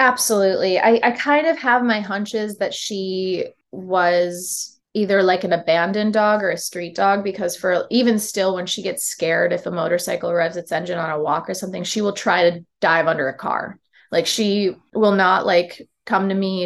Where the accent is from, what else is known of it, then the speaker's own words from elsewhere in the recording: Syracuse, New York, United States; now in Philadelphia, United States; growing up in Syracuse